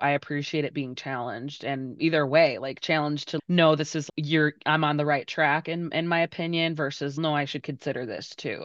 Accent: Berwyn, Illinois, United States; I grew up in Berwyn

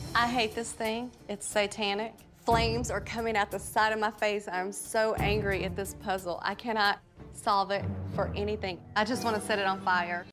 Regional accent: South Carolina, United States; Growing up in South Carolina, my mom had oleanders growing in our front yard

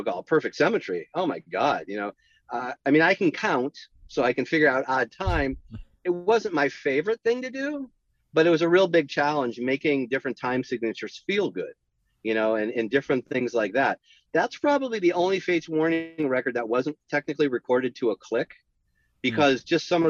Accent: San Jose, California, United States; I grew up in the Bay Area in San Jose.

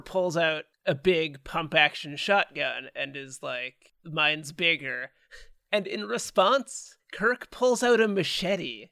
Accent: Canada; we're Canadian

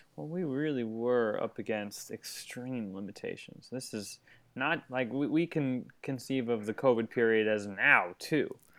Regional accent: Long Island, New York, United States; moved away as an adult; now in Los Angeles, United States; New York, Long Island, where I grew up

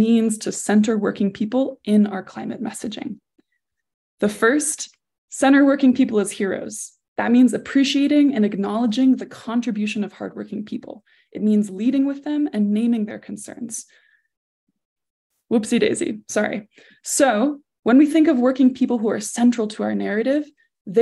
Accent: Four Corners area, United States; also born or lived in New England; now in Boulder, Utah, United States; I myself live in a small town in southern Utah. I'm from the Four Corners area

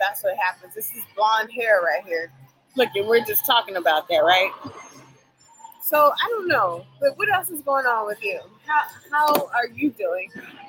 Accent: California, United States; now in Virginia, United States; I grew up in California, and there weren't too many African-Americans in that community.

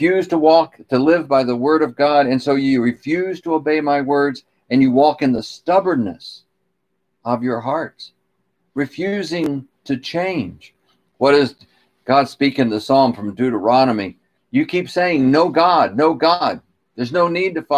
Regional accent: United States; I'm an American because of the accident of my birth.

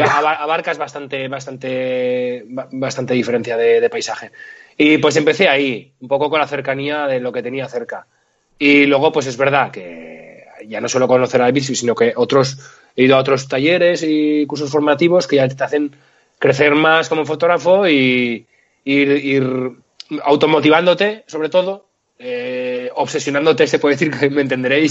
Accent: Litago, Moncayo, Aragon, Spain; now in Zaragoza, Spain; yo sí que soy de, soy de Zaragoza, vivo y trabajo en Zaragoza, pero vengo de un pueblito del Moncayo muy pequeño que se llama Lituánigo

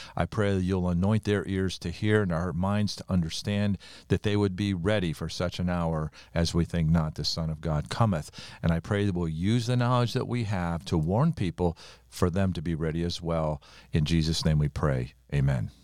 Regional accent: United States; I'm an American, born in America, minister in America

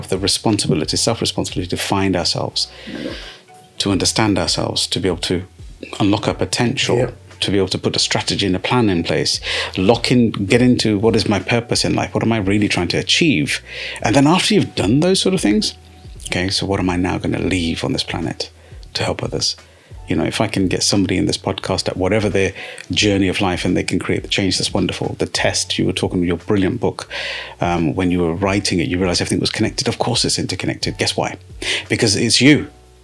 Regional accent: United Kingdom; I'm a British-born Sikh

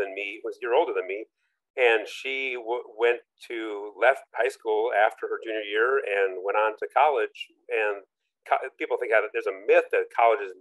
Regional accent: Minneapolis, Minnesota, United States; also born or lived in Orlando, Florida; now in Lafayette, United States; I grew up in Minneapolis, St. Paul, you know, large city

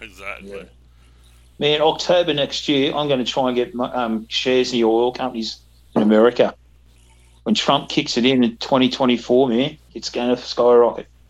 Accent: Australia

